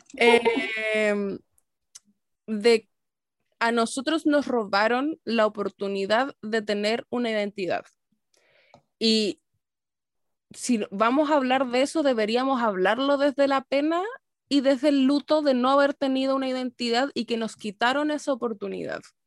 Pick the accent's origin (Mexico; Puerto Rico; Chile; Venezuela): Chile; nosotros como chilenos abracemos tanto el no tener una cultura propia